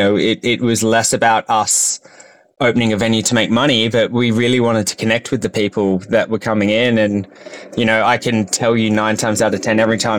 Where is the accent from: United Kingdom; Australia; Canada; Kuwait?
Australia; Sydney, New South Wales; Yeah, so I actually grew up in Sydney on the North Shore, and we were a big family.